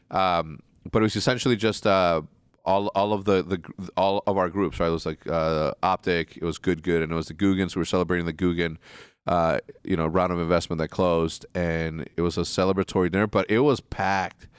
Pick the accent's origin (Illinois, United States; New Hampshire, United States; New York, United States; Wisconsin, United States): Illinois, United States; Wheeling; moved away; from thirteen to fucking twenty-one, I, I grew up in Wheeling